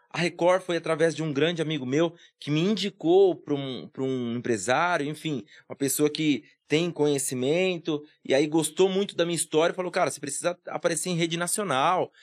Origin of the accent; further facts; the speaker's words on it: Guarulhos, São Paulo, Brazil; eu nasci aqui em Guarulhos mesmo, no bairro do Vila Barros